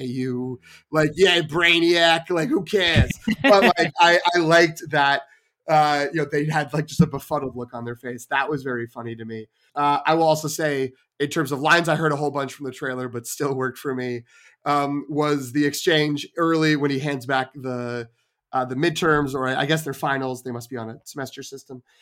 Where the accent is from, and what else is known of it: Melrose, Massachusetts, United States; born or raised there; moved away